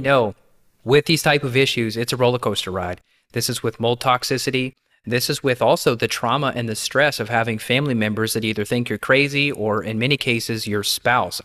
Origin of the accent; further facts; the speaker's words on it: Kentucky, United States; as a kid growing up in Kentucky